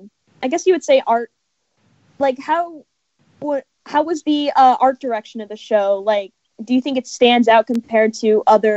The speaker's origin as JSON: {"language": "English", "town": "Los Angeles", "region": "California", "country": "United States"}